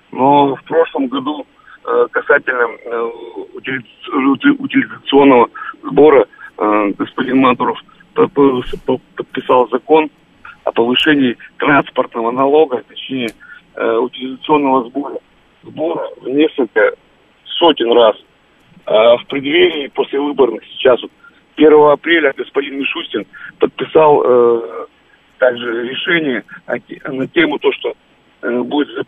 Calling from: Stavropol, Stavropol Krai, Russia

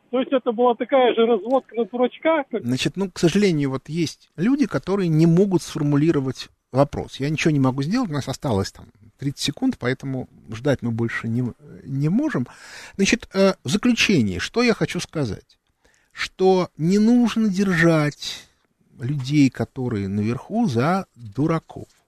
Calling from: Perm, Perm Krai, Russia; Пермь. Я вопрос такой.

